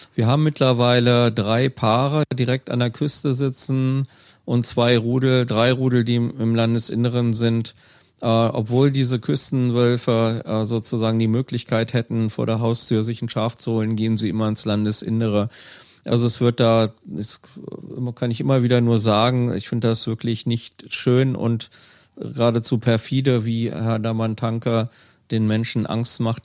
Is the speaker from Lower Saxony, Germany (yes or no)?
yes; Wedemark, Lower Saxony, Germany; moved away as an adult; now in Schwarmstedt, Germany; in meiner alten Heimatgemeinde, die südlich an der Samtgemeinde Schwarmstedt angrenzt, die Gemeinde Wedemark